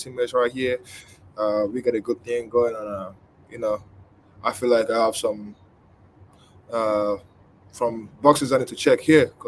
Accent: Nigeria; now in Lexington, United States; I grew up in Nigeria.

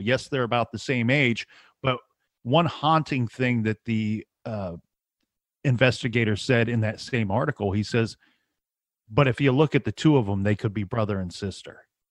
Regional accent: Ohio, United States; We're all from Ohio

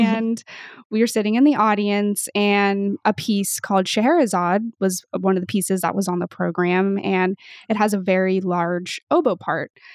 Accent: Pacific Northwest, United States; I grew up in the Pacific Northwest

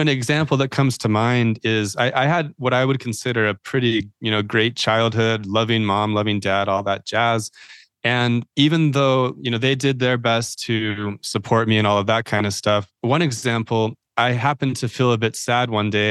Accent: Idaho, United States; I'm from Idaho, I think people think that I might be a Mormon or L D S faith

